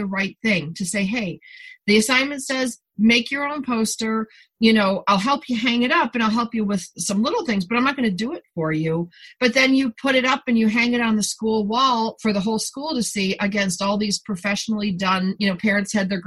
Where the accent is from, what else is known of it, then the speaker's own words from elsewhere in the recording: New York, United States; now in California, United States; I'm a New Yorker by birth